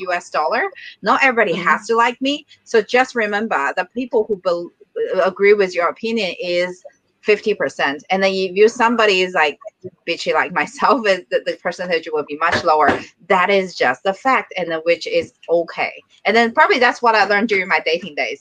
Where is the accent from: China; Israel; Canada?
China; moved away as an adult; now in Singapore; I'm from China.